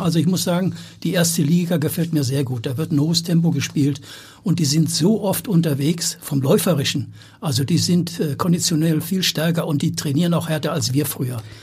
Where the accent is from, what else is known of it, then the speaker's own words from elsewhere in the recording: Marburg, Hesse, Germany; moved away; also born or lived in Hamburg; in meiner alten Heimat in Marburg an der Lahn in Mittelhessen